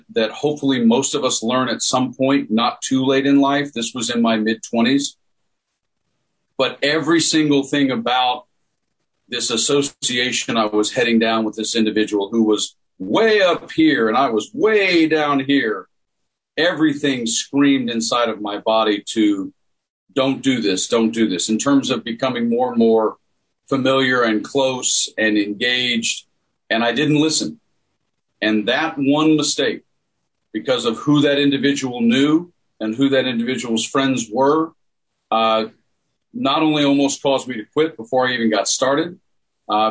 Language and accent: English; Tennessee, United States; I grew up in Tennessee